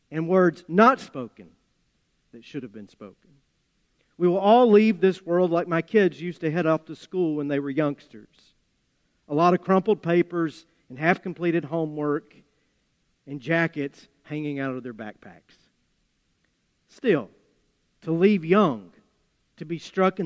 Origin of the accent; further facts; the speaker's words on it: Appalachia, United States; accent: Appalachian; my Appalachian accent